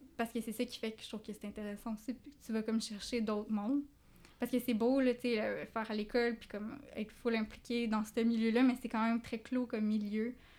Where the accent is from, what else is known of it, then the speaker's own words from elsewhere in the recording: regions of Quebec, Canada; now in Montreal, Canada; je viens pas de Montréal